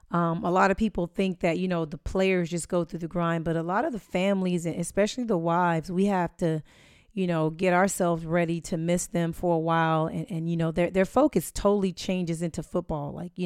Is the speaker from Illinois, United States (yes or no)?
no; Los Angeles, California, United States; You're in my hometown.